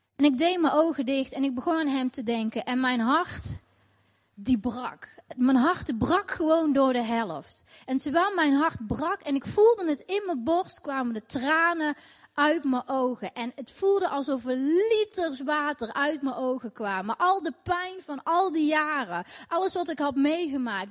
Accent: Tilburg, North Brabant, Netherlands; Ik ben eh, opgegroeid in Tilburg, in Nederland, in een islamitisch gezin.

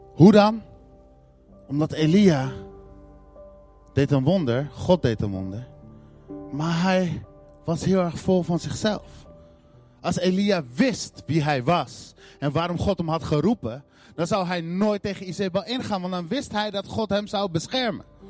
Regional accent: Netherlands; En in Nederland zijn we dat niet heel erg gewend

